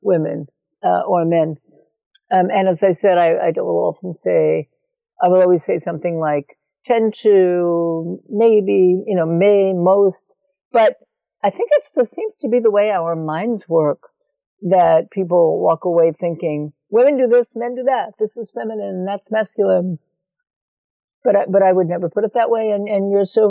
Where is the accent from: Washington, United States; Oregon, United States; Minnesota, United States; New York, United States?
New York, United States; New York City; moved away as an adult; also born or lived in California; I grew up in New York City. Eastern European Jewish background